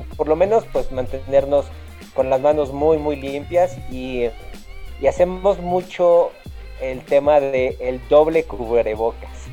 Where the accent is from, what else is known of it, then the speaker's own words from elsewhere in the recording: Mexico; como somos los mexicanos y de dónde venimos, pues nosotros venimos también de los, de los tianguis